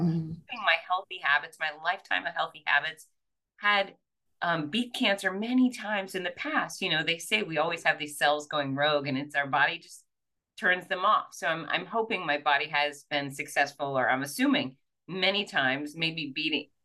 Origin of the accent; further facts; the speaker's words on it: Fort Lauderdale, Florida, United States; now in Gainesville, United States; I was born and raised in Fort Lauderdale, and then I came up to the University of Florida in Gainesville